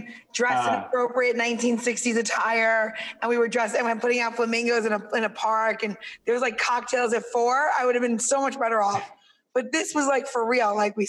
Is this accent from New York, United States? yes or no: yes; New York, United States; I'm from New York.